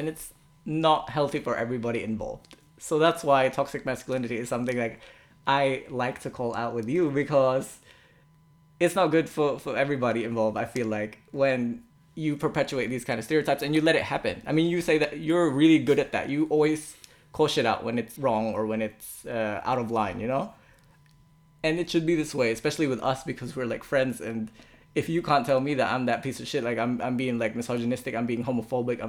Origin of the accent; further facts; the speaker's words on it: Philippines; moved away; in my culture as a Filipino